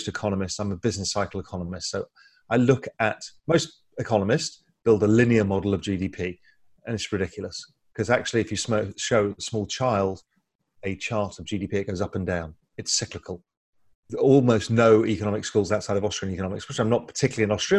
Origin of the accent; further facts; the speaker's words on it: England, United Kingdom; moved away as an adult; also born or lived in India / Spain; now in Grand Cayman, Cayman Islands; I'm half Indian, half Dutch. Grew up in England